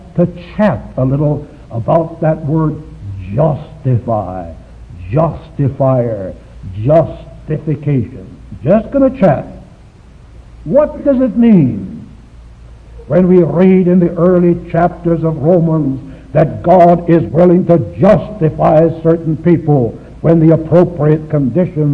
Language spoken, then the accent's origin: English; Shanghai, China; moved away; My hometown is Shanghai, China